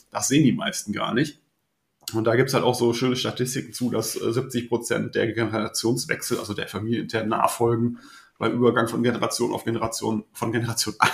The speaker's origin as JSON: {"language": "German", "town": "Mönchengladbach", "region": "North Rhine-Westphalia", "country": "Germany", "tie": "born there", "lives_now": "Meppen, Germany", "said": "40 Jahre alt, zwei Kinder, gebü äh, gebürtiger Mönchengladbacher, heute wohnhaft im Emsland in Meppen."}